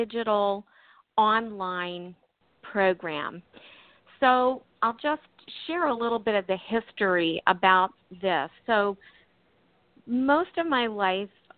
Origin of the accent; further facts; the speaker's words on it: Maryland, United States; also born or lived in California; now in Maine, United States; We were living actually in Maryland at the time. That's our home state. We did live in California for, I lived in California for 16 years, but we're originally from Maryland